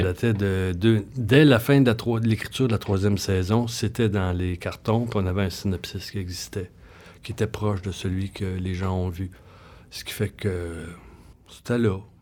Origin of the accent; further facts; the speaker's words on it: Saint-Hyacinthe, Quebec, Canada; moved away; je viens de Saint-Hyacinthe. Hein, fait que je connaissais bien ma ville